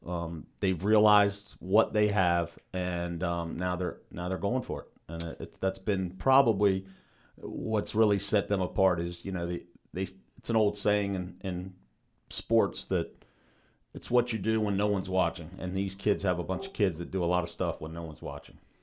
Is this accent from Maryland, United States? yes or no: yes; New Market, Maryland, United States; we grew up in Newmarket, right, we're, we're maybe three quarters of a mile from the high school